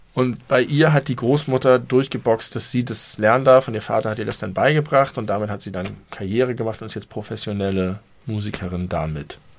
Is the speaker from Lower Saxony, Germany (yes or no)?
no; Hamburg, Germany; ich habe mich immer sehr doll als Hamburger gefühlt